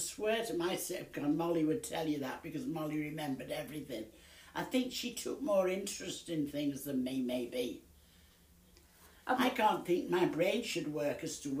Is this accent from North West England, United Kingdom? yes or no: yes; Ince Blundell, North West England, United Kingdom; moved away as an adult; also born or lived in Melling; now in Formby, United Kingdom; I was born in and lived all my early years in Ince, Blundell.